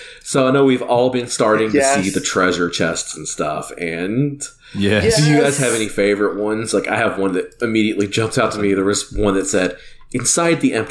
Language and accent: English; the South, United States; We're from the South